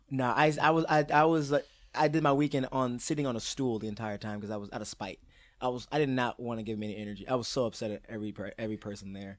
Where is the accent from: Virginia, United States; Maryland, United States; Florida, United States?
Maryland, United States; I'm from Maryland